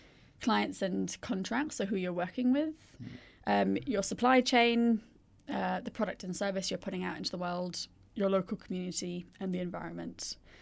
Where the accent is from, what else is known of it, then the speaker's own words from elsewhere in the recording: India; So I grew up in India.